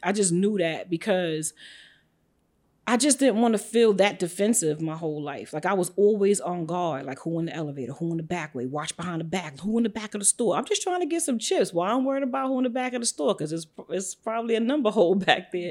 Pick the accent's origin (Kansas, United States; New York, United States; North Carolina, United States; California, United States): New York, United States; New York City; moved away as an adult; also born or lived in Atlanta; I'm born and raised in Brooklyn, New York, and Bed Stuy, some of the projects, to be exact